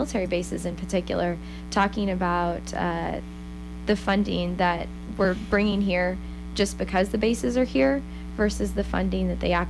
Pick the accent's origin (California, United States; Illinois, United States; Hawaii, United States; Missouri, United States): Missouri, United States; High Point; I'm from High Point